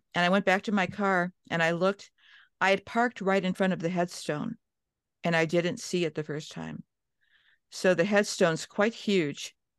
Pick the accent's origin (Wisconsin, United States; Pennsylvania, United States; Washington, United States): Pennsylvania, United States; Johnstown; born there; also born or lived in Cleveland, United States; I was born in Johnstown. We moved to the Midwest, Cleveland.